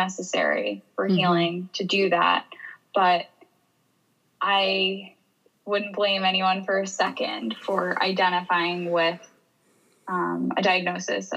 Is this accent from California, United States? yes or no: no; New York, United States; moved away as an adult; now in Boulder, United States; I was raised in New York